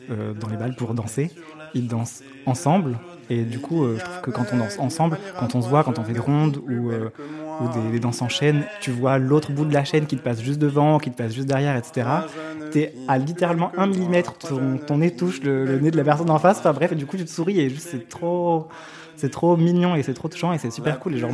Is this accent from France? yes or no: yes; south-east France, France; now in Nantes, France; Moi, à la base, je viens euh, du sud-est de la France.